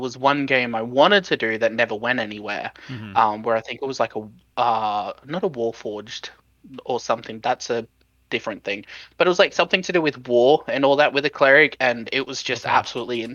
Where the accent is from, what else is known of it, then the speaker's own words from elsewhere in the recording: Sydney, New South Wales, Australia; accent: Australian; I am 26. I'm from Sydney in Australia.